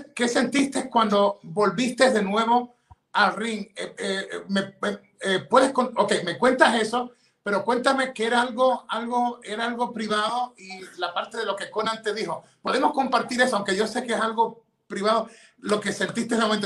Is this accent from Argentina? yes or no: no; Ecuador; now in United States; yo soy ecuatoriano, ciudadano americano